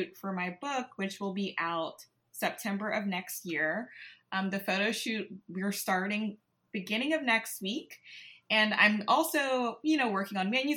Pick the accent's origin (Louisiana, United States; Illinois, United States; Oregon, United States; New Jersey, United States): Louisiana, United States; Baton Rouge; I grew up in Baton Rouge, Louisiana, born and raised.